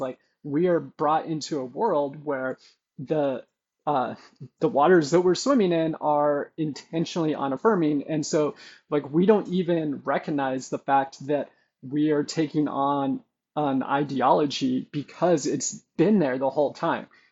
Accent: Brookings, Oregon, United States; moved away; also born or lived in Klamath Falls, Oregon; I was born in Klamath Falls, Oregon, but we moved to Brookings when about when I was a year old. So 17 years of my upbringing was the same church

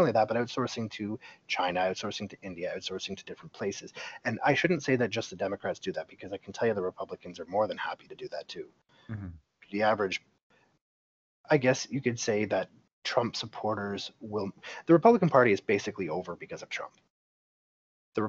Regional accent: Canada; I'm Canadian and this is just how I grew up, in a socialized medical system

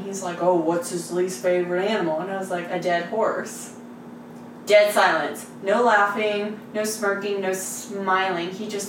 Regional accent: Texas, United States; I grew up in Texas.

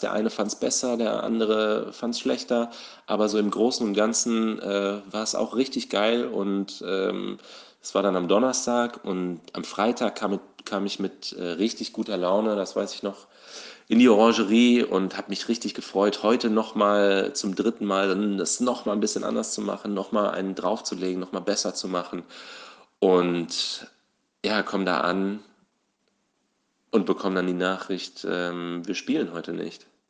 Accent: Southern Hesse, Germany; moved away; ursprünglich komme ich aus Südhessen, da bin ich aufgewachsen, zur Schule gegangen

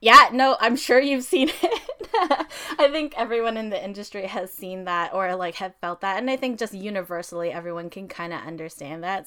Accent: Philippines; also born or lived in Toronto area, Canada; now in Toronto, Canada; we do a lot of Filipino weddings, obviously, 'cause we're Filipino

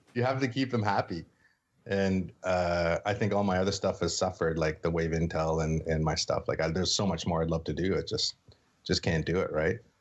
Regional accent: Sault Ste. Marie, Ontario, Canada; I grew up in Sault Ste. Marie, Northern Ontario

